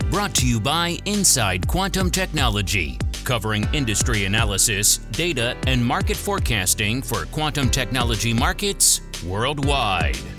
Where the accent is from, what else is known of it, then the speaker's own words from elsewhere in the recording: Nuremberg, Bavaria, Germany; also born or lived in Temple, Texas; I was a military brat. I grew up in Nuremberg. Um, we moved around a lot. I ended up going to high school uh, in Temple, Texas, about an hour outside of Austin